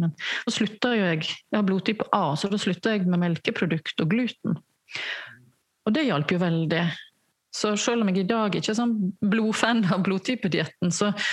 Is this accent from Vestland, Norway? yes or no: yes; Selje, Vestland, Norway; moved away; var jeg hjemme i Selje, der jeg kommer fra